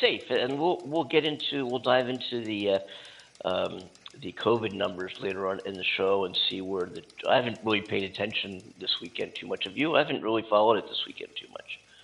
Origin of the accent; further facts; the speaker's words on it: Philadelphia, Pennsylvania, United States; moved away as an adult; now in California, United States; I am from Philadelphia